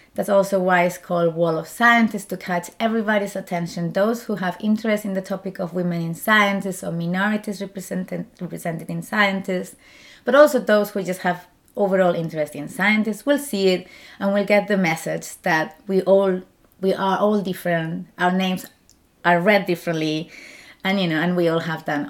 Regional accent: Spain; English is a second language; moved away as an adult; also born or lived in Germany; now in Zurich, Switzerland; I'm from Spain

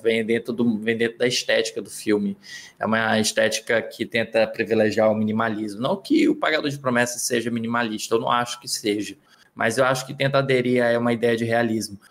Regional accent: Northeast Region, Brazil; Eu sou do Nordeste

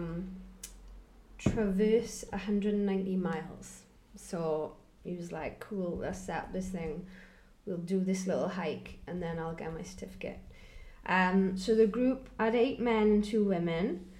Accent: Welsh, Wales, United Kingdom; I'm Welsh

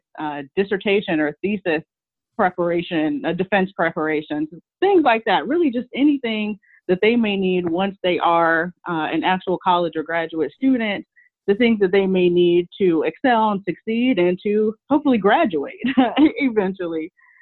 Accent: Michigan, United States; I'm from Michigan, and I started my college experience actually at a community college in Michigan

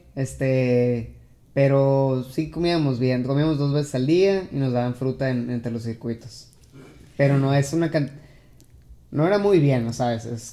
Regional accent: Mexico; soy el único mexicano

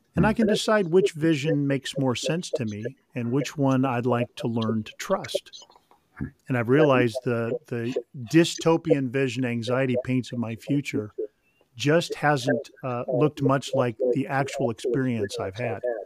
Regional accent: Sacramento, California, United States; also born or lived in Mission Viejo, California; I grew up near the American River in Sacramento

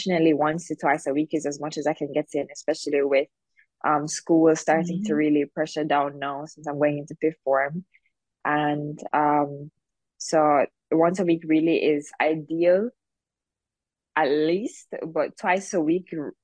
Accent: Jamaica; I'm kind of known as like, oh, I'm the girl from Jamaica

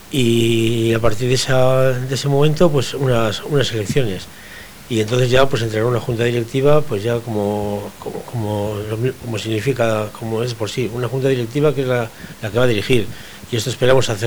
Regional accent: Portugalete, Basque Country, Spain; que soy de Portugalete y, está y, vamos, nací aquí, viví dos años y luego toda mi juventud la he pasado aquí.

